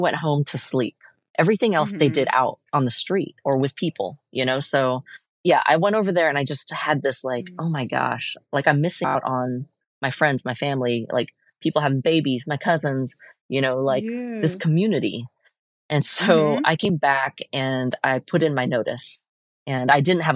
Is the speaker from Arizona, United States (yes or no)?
no; Portland, Oregon, United States; I was born and raised here in Portland